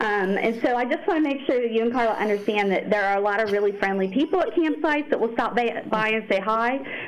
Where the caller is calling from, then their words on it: Ohio, United States; I live in Ohio, southeastern Ohio.